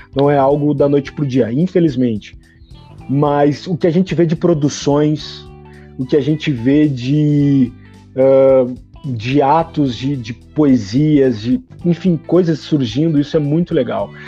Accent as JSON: {"language": "Portuguese", "town": "Porto Alegre", "region": "Rio Grande do Sul", "country": "Brazil", "tie": "born or raised there", "said": "Eu nasci em Porto Alegre, Rio Grande do Sul. É, eu estudava no Colégio Santa Inês"}